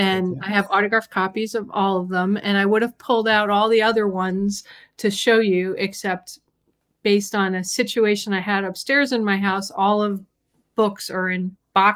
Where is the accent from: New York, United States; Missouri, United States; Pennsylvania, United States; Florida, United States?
New York, United States; New York City; also born or lived in Yonkers, New York; I grew up in the Bronx and Yonkers, New York